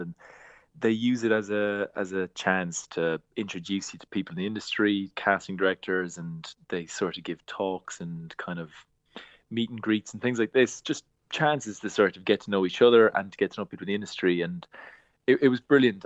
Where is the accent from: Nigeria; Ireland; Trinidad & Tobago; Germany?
Ireland; Glanmire, Munster; I'm from Glanmyr in Cork